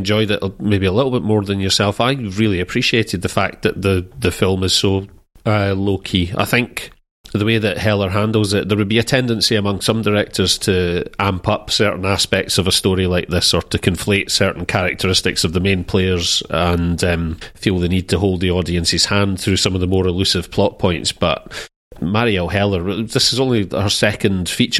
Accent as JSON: {"language": "English", "country": "United Kingdom", "said": "as a Brit"}